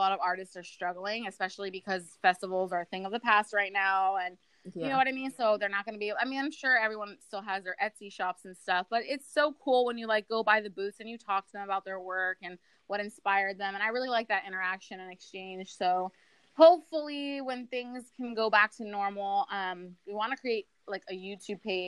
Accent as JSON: {"language": "English", "town": "Orlando", "region": "Florida", "country": "United States", "moved": "yes", "lives_now": "Louisiana, United States", "said": "we're both from Orlando, originally"}